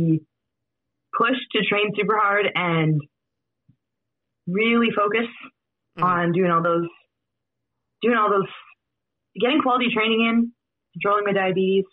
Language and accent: English; Midwestern Canada, Canada; accent: Midwestern Canadian; I would say maybe Midwestern Canadian, which is, sounds a little blue collar, that's where I'm from